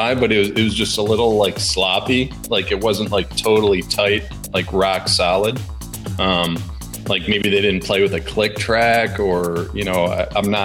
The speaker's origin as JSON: {"language": "English", "town": "Chicago", "region": "Illinois", "country": "United States", "said": "I'm from Chicago"}